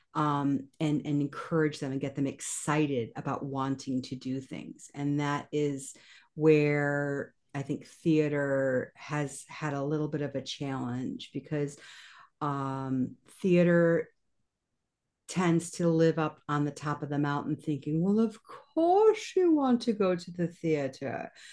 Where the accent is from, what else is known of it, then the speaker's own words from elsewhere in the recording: Kalamazoo, Michigan, United States; moved away as an adult; also born or lived in New York; I decided to move my family back to my hometown of Kalamazoo, Michigan